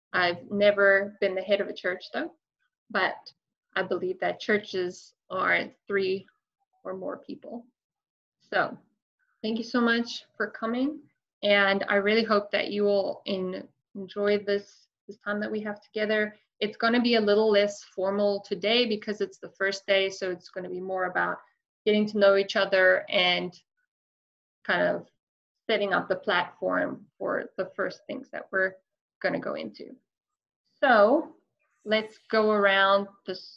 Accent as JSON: {"language": "English", "country": "South Africa", "moved": "as an adult", "lives_now": "Tennessee, United States", "said": "I am originally from South Africa"}